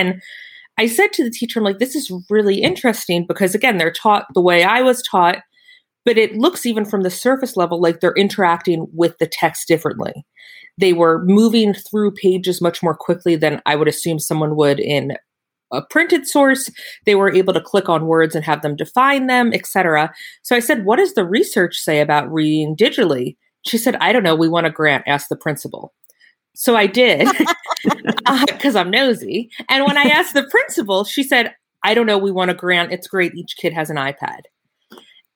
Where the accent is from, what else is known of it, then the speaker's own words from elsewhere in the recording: Pennsylvania, United States; I'm from Pennsylvania